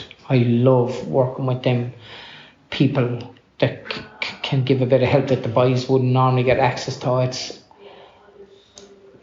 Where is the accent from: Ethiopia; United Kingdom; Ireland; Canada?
Ireland